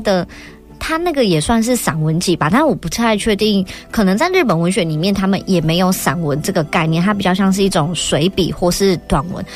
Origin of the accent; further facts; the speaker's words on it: Tainan, Taiwan; 我在湾里长大的时候